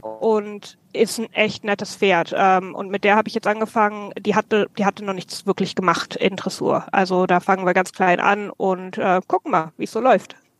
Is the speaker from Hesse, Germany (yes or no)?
yes; near Frankfurt, Hesse, Germany; moved away as an adult; now in Ireland; ich bin ursprünglich aus Deutschland, ähm, Mitte Deutschland, in der Nähe von Frankfurt bin ich aufgewachsen